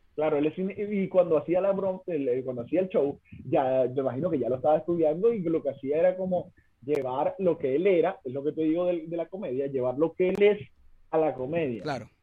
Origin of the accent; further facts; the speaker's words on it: Mene Grande, Zulia, Venezuela; moved away as an adult; now in Chile; en Menegrande se habla así, que es mi pueblito